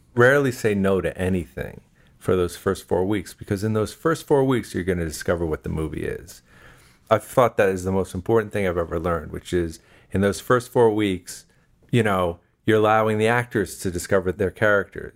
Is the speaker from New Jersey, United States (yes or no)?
yes; New Jersey, United States; I'm from New Jersey